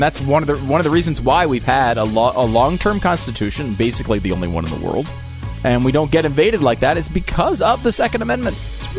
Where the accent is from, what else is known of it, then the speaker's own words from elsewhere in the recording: Connecticut, United States; I grew up in Connecticut, where just there's not a gun culture there, really.